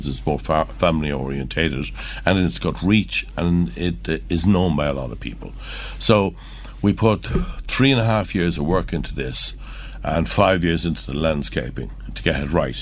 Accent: Ireland; we're from Curragh. My father used to have the pub, the local pub there.

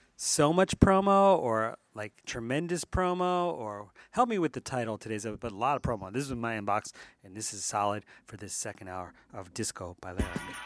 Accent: Philadelphia, Pennsylvania, United States; out of Philadelphia, my hometown

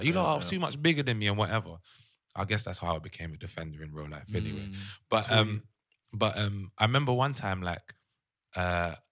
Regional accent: London, United Kingdom; born or raised there

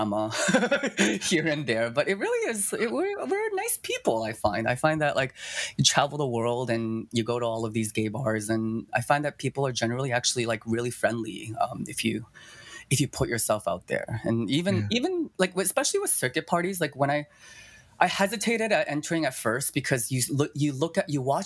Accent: Toronto, Ontario, Canada; also born or lived in China / Japan; I was born in China, but I was only there for a year from 0 to 1. And then I moved to Japan. And then I was there for about 7 years. And then I moved to Toronto

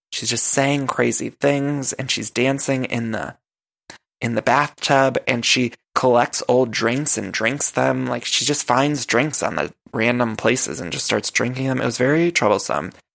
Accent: Midwest, United States; also born or lived in California; now in Los Angeles, United States; I'm from the Midwest

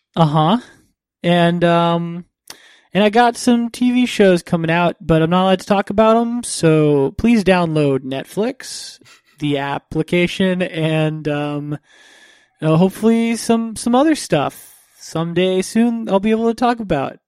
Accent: Florida, United States; I grew up in Florida

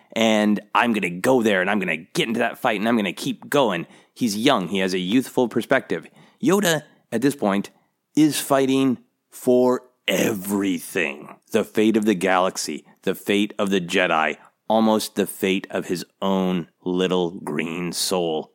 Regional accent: Minnesota, United States; moved away; I am from Minnesota. I lived much of my life in Minnesota, where it gets very, very cold

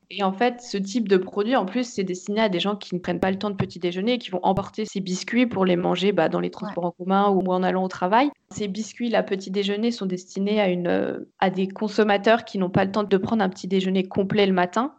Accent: Meurthe-et-Moselle, Grand Est, France; also born or lived in Nancy / Nantes; je suis donc originaire de Meurthe-et-Moselle et, j'ai eu la chance de grandir euh, donc à la campagne, euh, à la frontière entre la Moselle, les Vosges et l'Alsace

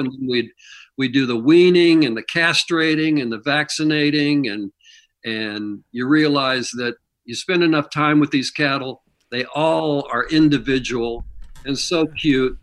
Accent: Kansas City, Missouri, United States; moved away; I grew up in Missouri

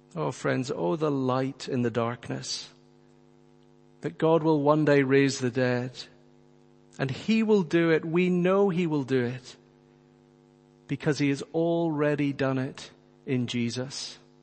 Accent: Northern Ireland, United Kingdom; friends who I grew up with in Northern Ireland

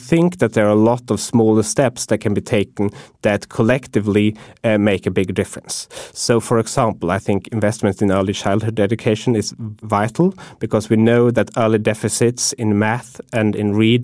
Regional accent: Sweden; moved away; when I go home to my home country, which is Sweden

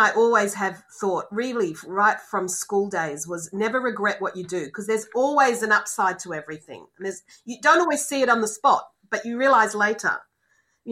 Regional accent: Australia; moved away as an adult; as an Australian

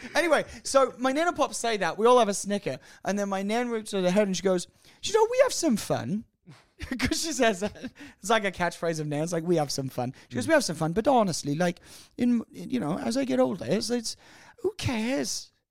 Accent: Australia; I'm Australian

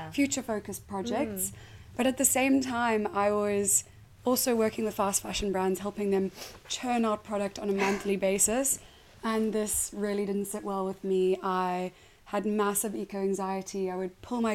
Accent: South Africa; moved away as an adult; I am South African and I moved here 8 years ago

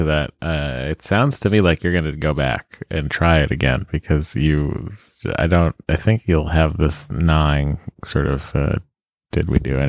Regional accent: Lowell, Massachusetts, United States; I'm a Lowellian, though. I'm a river rat, you know?

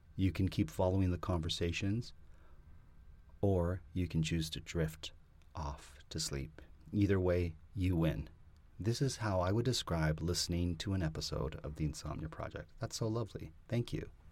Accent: Canada; I'm Canadian

